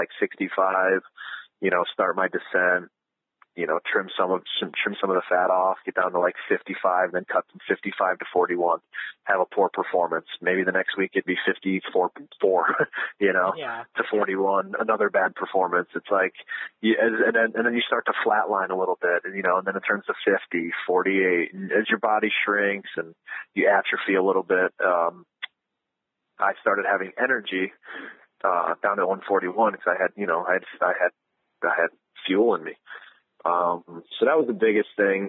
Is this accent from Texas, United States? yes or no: no; Ohio, United States; growing up in Ohio